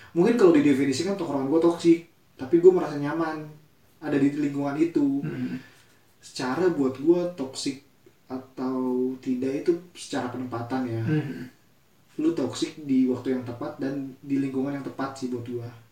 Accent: Bogor, West Java, Indonesia; kita besar di Bogor kami besar di Bogor

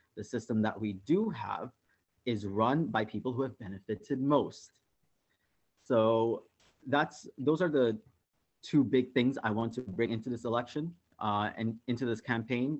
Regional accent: Karachi, Sindh, Pakistan; moved away as an adult; now in Toronto, Canada; I was born in Karachi, Pakistan. I came to Canada 10 years ago.

